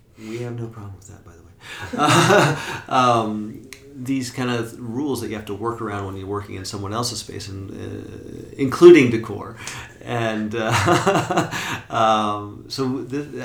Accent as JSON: {"language": "English", "town": "Portland", "region": "Oregon", "country": "United States", "tie": "born or raised there", "said": "Oregon is freaking beautiful. It's my home state and hometown"}